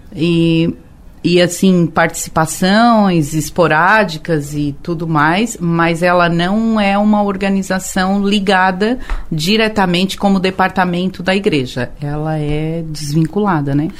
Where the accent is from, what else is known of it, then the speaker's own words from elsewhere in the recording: Tubarão, Santa Catarina, Brazil; moved away; Eu sou de Tubarão, eu nasci lá em Capivari né? Era bairro de Tubarão.